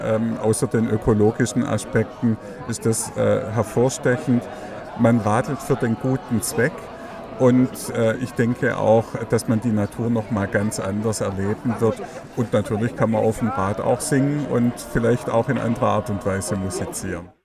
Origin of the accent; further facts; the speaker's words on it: Baden-Württemberg, Germany; in meiner Heimatregion